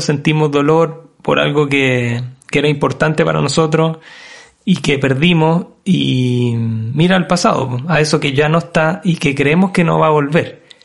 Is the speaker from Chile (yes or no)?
yes; Chile; nosotros como, país hemos enfrentado como chilenos